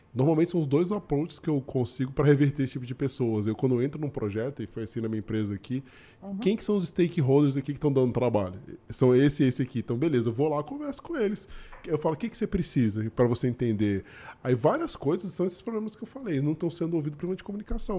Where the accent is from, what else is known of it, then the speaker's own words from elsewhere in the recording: Brazil; now in Canada; não só como brasileiro, né, como imigrante